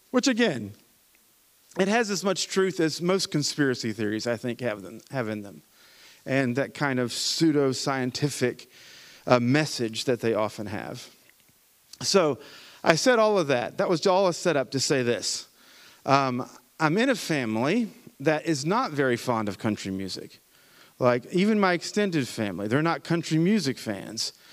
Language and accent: English; Appalachia, United States; I'm an Appalachian American, right? Which is another word for hillbilly. And the music of my homeland is bluegrass